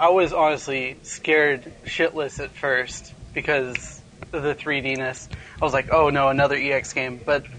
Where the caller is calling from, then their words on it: Ventura, California, United States; from California, Ventura, California, SoCal.